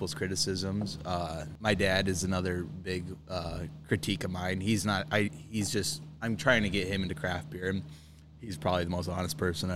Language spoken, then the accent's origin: English; Wayne, Nebraska, United States; my hometown, Wayne.